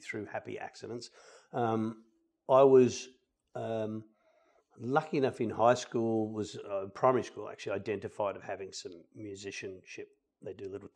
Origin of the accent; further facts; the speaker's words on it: Perth, Western Australia, Australia; moved away as an adult; also born or lived in Sydney; now in Central Coast, Australia; We grew up in Perth, which was terrific.